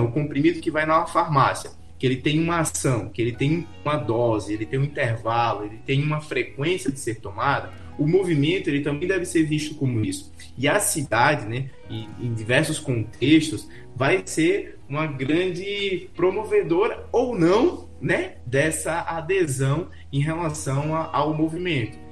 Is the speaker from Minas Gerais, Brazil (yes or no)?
no; Aracaju, Sergipe, Brazil; E eu tava em Alagoas, mas eu sou de Aracaju, Sergipe